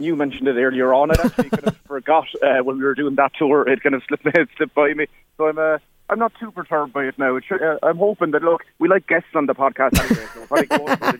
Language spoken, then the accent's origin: English; Carlow, Leinster, Ireland; also born or lived in Kilkenny; putting up posters for a gig in Carlow this Friday. This is my hometown one, and then I suppose half of a hometown one we did back for me in Kilkenny back in December, because I'm kind of halfway between the two of them.